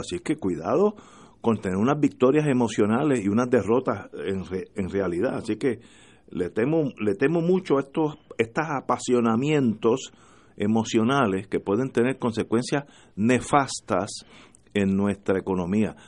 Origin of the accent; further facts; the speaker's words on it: Puerto Rico; somos todos puertorriqueños